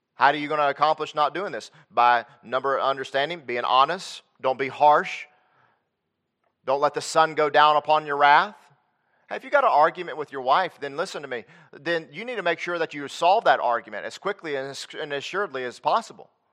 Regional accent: Lexington, North Carolina, United States; moved away as an adult; now in Texas, United States; I grew up in Lexington, North Carolina

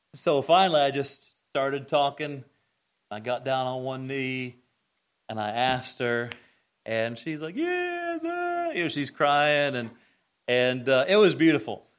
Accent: Greene County, Indiana, United States; A little kid growing up in Greene County, Indiana, where there's more cows than people

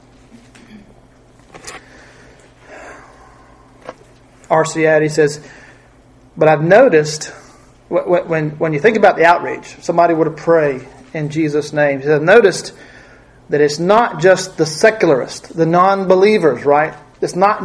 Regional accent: United States; we in America

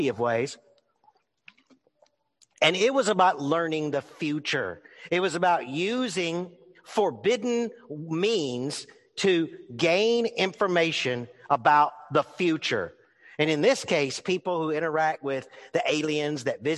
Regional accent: New Orleans, Louisiana, United States; I was born in New Orleans

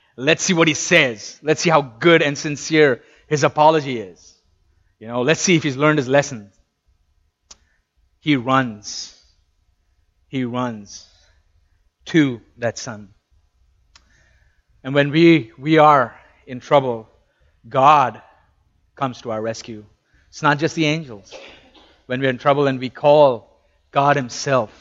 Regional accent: India; moved away; I come from India

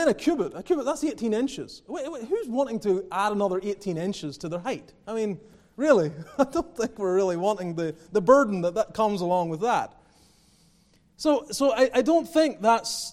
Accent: Northern Ireland, United Kingdom; also born or lived in Calgary, Canada; now in Greenville, United States; Growing up in Northern Ireland

